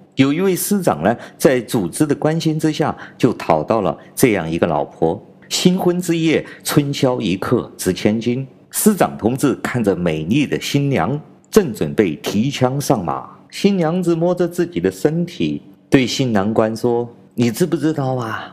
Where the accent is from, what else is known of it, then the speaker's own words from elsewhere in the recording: China; 我是来自中国大陆的…